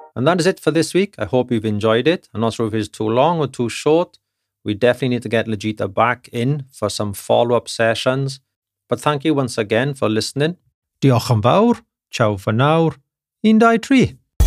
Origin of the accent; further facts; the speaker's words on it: United Kingdom; now in Germany; being a British gentleman